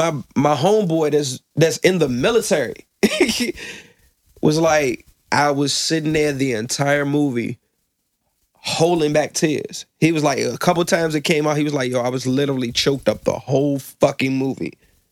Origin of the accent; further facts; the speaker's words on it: Virginia Beach, Virginia, United States; I'm from Virginia Beach.